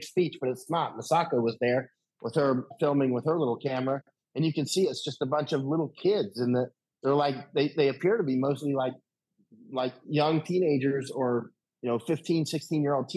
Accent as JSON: {"language": "English", "country": "United States", "said": "I'm American"}